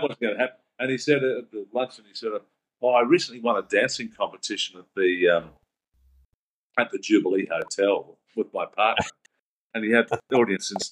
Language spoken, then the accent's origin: English; Brisbane, Queensland, Australia; I grew up in the West catchment area